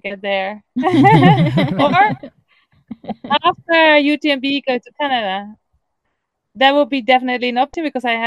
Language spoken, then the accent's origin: English; Netherlands; English is a second language; moved away as an adult; now in Catalonia, Spain; I am from the Netherlands